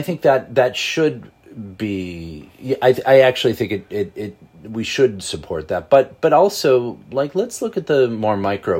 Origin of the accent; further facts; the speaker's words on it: Buffalo, New York, United States; moved away as an adult; now in Buffalo, United States; I grew up in Buffalo. I left in 1990. I grew up, you know, right across the street from a Frank Lloyd Wright house on an Olmsted Parkway.